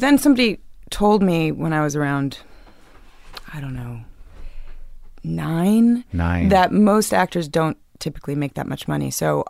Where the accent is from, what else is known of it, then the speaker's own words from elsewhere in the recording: New York City, New York, United States; I come from Crosby Street. I grew up in...